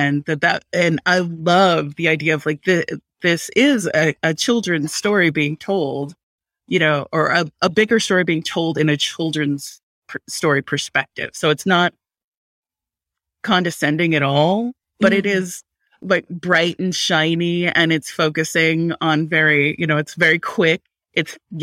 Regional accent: Hawaii, United States; I'm Pasifika, I'm Tongan, but I grew up in Hawaii

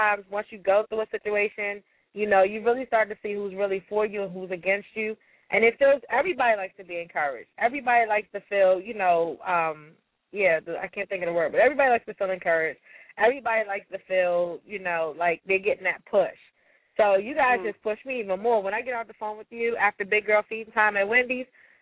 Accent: Prince George's County, Maryland, United States; also born or lived in Washington, D.C. area; I grew up in the Prince George's County and some of the D.C. area

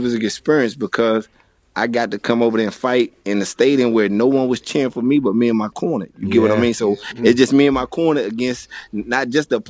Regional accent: Washington, District of Columbia, United States; moved away; also born or lived in Florida; when I was a little kid growing up in Washington, D.C.

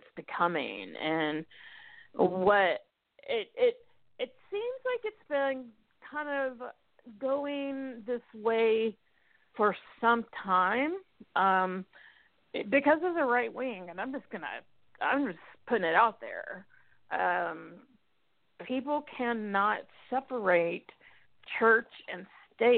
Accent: United States; I'm an American

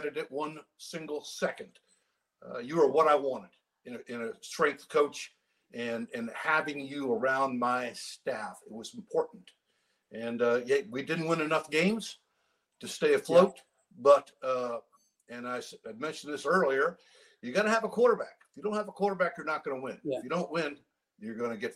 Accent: Maine, United States; I grew up, I was born in Maine.

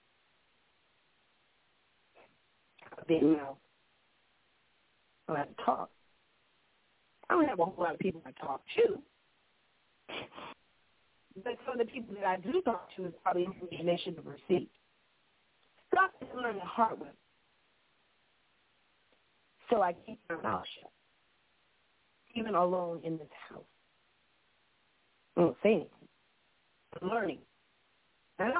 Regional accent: Orlando, Florida, United States; I'm from Orlando.

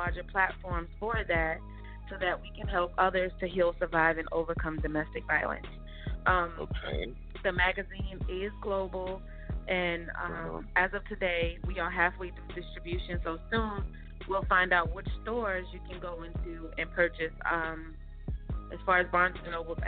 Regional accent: New York City, New York, United States; also born or lived in Georgia; now in Atlanta, United States; I was born and raised in Brooklyn, New York, by way of Georgia, so I'm actually near Atlanta, Georgia now. That's where I reside

